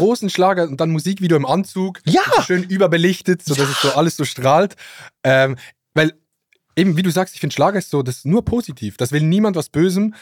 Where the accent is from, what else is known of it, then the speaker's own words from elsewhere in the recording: Switzerland; accent: Swiss Standard German; ich komme ja aus der Schweiz und da hat es viele Vorteile. Schönes Land, äh, Roger Federer und FC Basel